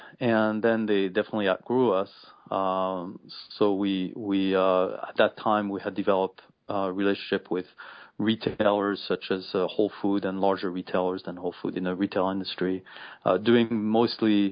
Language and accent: English; France; English is a second language; moved away as an adult; now in United States; I was born and raised in France